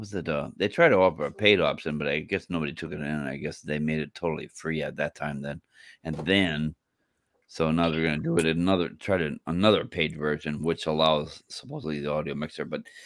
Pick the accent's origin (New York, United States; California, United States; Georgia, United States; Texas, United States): Texas, United States; San Antonio; San Antonio, Texas.